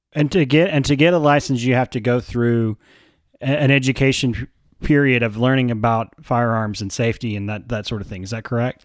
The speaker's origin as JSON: {"language": "English", "region": "Texas", "country": "United States", "tie": "born or raised there", "said": "as a Texan"}